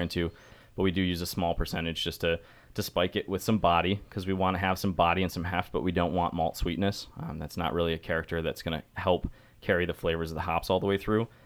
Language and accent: English; Syracuse, New York, United States; I'm from Syracuse, New York